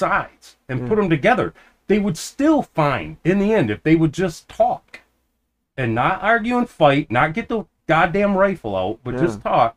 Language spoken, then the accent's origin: English; United States; I'm just an American